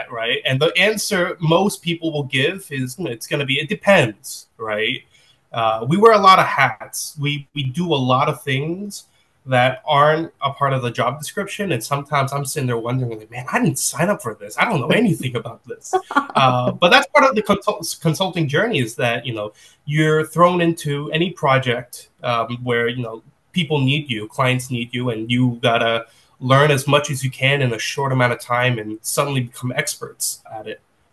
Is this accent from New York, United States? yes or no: yes; New York City, New York, United States; born and raised in New York City. Been here all my life, and I'm still here.